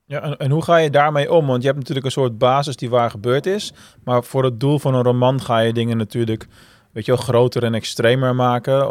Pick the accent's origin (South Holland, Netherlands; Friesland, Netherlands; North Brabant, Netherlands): South Holland, Netherlands; Rotterdam; een Daert Rotterdammer